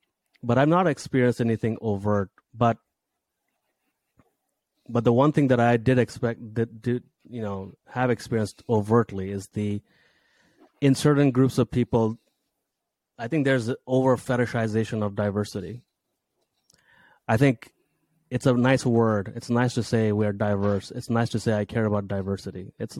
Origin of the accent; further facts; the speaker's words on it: Saudi Arabia; also born or lived in Bangladesh; If I talk about my background, I from Bangladesh, grew up, you know, I was born there, but I grew up in Saudi Arabia in an English speaking school full of lower middle class kids.